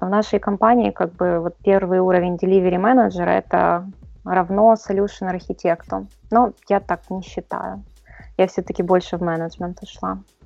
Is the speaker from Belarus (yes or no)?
no; Kyiv, Ukraine; Я, к сожалению, никогда никуда не переезжала. Работаю в Киеве